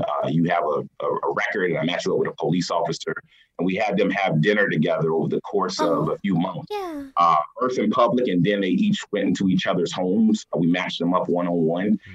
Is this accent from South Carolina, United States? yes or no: yes; South Carolina, United States; moved away as an adult; now in Des Moines, Iowa, United States; I'm originally from South Carolina, and I started out doing this work in South Carolina